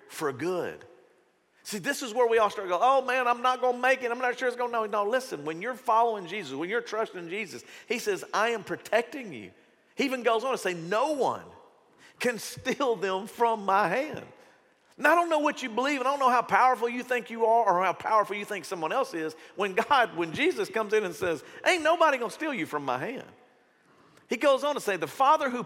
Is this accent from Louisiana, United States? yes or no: yes; Shreveport, Louisiana, United States; when I grew up in Shreveport, Bossier